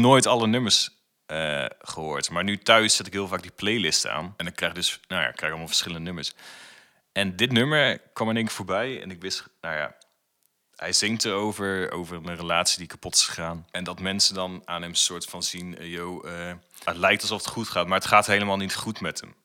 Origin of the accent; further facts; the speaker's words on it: Putten, Gelderland, Netherlands; moved away as an adult; now in Zwolle, Netherlands; ik woon in Zwolle en ik kom natuurlijk uit Putten.